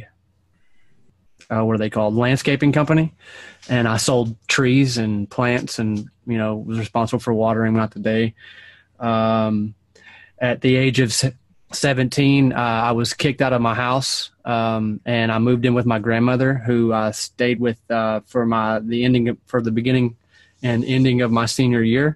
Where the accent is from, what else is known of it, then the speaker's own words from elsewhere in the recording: Owensboro, Kentucky, United States; moved away; I was born and raised in Owensboro, Kentucky